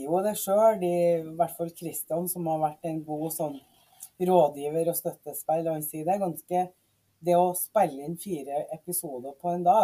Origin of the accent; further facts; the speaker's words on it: Mosjøen, Nordland, Norway; also born or lived in Trinidad and Tobago; jeg vokste opp i Mosjøen, eh, i Vefsn kommune, eh, som er oppe i nord.